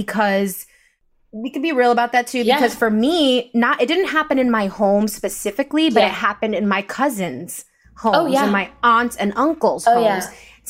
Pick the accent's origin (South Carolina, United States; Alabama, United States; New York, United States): New York, United States; Rockland County; also born or lived in Bronx, New York; I was born in the Bronx. We left that when I was 5 from the city. And I was technically raised in Rockland County, where it's really an hour away from the city.